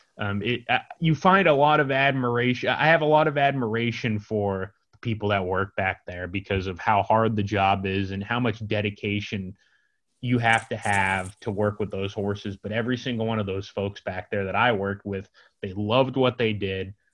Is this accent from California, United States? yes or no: yes; San Diego, California, United States; now in San Francisco, United States; I'm in San Diego right now with my family.